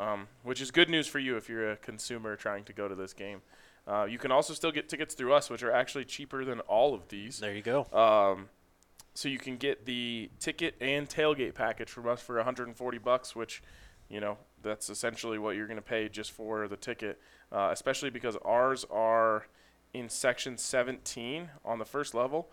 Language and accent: English; Folsom, United States; growing up in Folsom